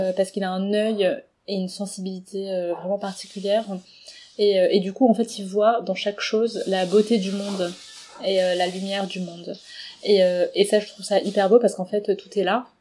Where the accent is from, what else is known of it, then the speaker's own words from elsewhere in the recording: Paris, Île-de-France, France; je suis née à Paris et donc euh, d'origine chinoise